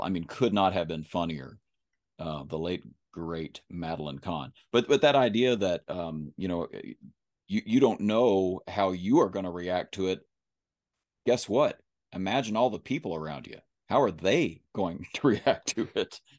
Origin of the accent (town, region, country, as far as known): Kentucky, United States; accent: country